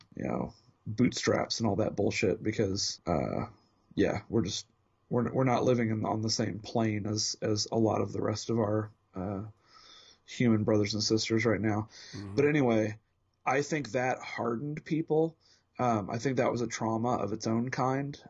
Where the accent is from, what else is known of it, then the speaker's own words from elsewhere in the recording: Indianapolis, Indiana, United States; born and bred in Indianapolis, Indiana